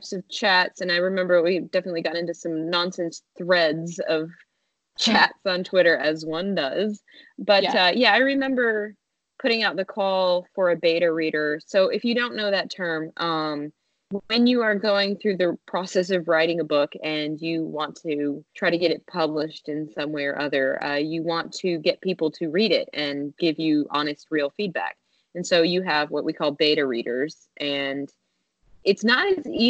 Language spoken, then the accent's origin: English; Nashville, Tennessee, United States; now in New York, United States; Nashville, which is of course my hometown